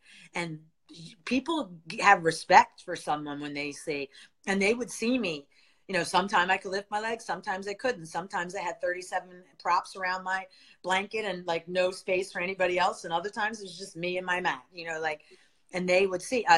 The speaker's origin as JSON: {"language": "English", "town": "Philadelphia", "region": "Pennsylvania", "country": "United States", "moved": "as an adult", "said": "I'm from Philadelphia. I love Philadelphia, but I moved all the way across the country because I have MS"}